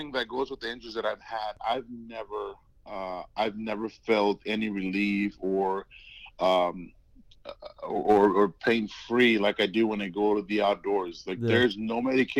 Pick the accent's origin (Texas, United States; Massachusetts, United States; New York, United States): Texas, United States; Brownsville; So I grew up in South Texas, a little small town called Brownsville.